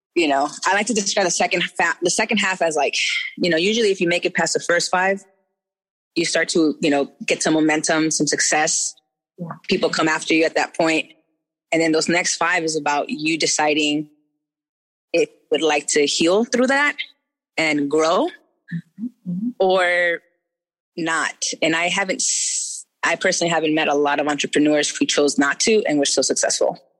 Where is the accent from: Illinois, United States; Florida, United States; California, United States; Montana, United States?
California, United States; Orange; moved away; I was born in Orange City in Orange County. So like OC as fuck.